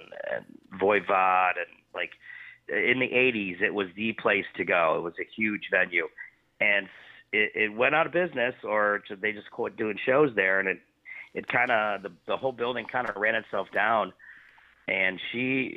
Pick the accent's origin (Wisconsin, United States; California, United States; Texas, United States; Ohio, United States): Ohio, United States; Cleveland; growing up in Cleveland and kind of coming up in the hardcore scene as we did